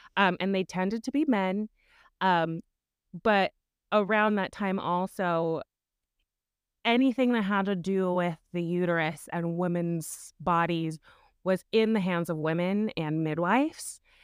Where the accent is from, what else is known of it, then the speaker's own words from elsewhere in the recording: Wyoming, United States; growing up in Wyoming in a Mormon culture